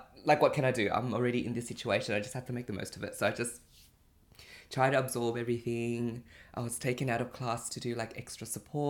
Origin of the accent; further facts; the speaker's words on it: Cambodia; first language Chinese; English is a second language; English was like my third language at that point because we would speak Chinese at home, but because I grew up in Cambodia, I would, like, the environment that I was around was speaking Khmer.